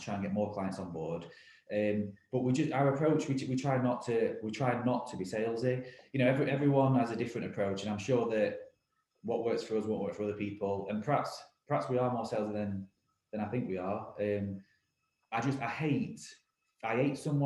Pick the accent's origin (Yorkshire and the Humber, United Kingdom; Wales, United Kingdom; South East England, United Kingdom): Yorkshire and the Humber, United Kingdom; Rotherham; We're an independent recruitment business based in Rotherham, my hometown